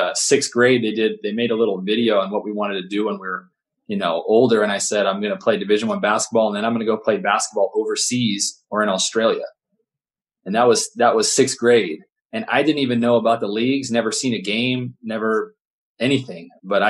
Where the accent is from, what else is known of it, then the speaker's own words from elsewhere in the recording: Houston, Texas, United States; now in Santa Barbara, United States; But I grew up in a little bit in Houston, Texas, and I was born in Houston. And so I just love basketball and I love the Houston Rockets kind of growing up.